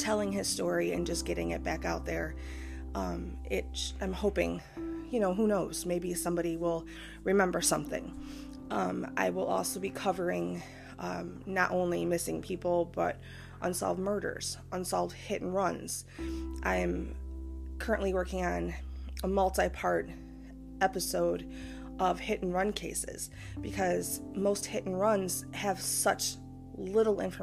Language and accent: English; Michigan, United States; my home state of Michigan